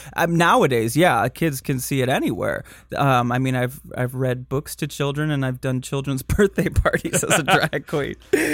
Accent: Michigan, United States; accent: Michigan; I grew up in Michigan

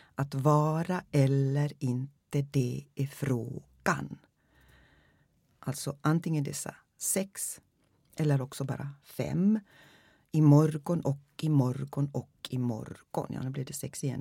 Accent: Finland; first language Swedish; Jag är finlandssvensk

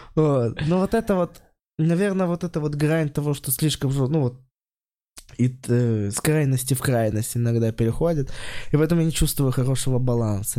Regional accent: Kosterevo, Vladimir Oblast, Russia; moved away; Вообще я из Костерева

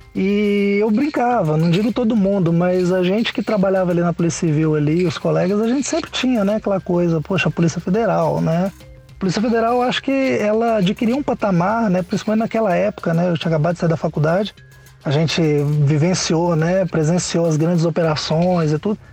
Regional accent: Minas Gerais, Brazil; moved away; also born or lived in Goiás / Mato Grosso; voltei pra casa, voltei pra Minas, né, tava no Goiás, voltei pra Minas

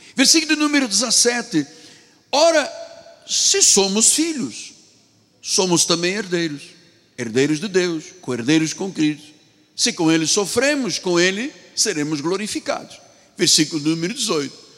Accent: Angola; da minha terra, da Angola

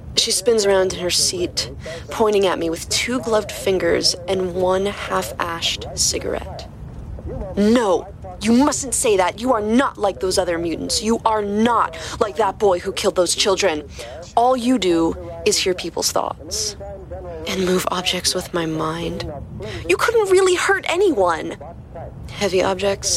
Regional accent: near Westchester, New York, United States; I grew up near Westchester. I actually learned how to drive on the Taconic Parkway

